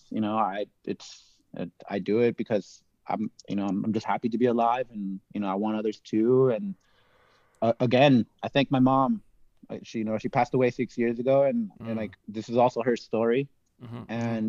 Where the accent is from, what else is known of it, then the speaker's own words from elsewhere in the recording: Los Angeles, California, United States; I grew up in Los Angeles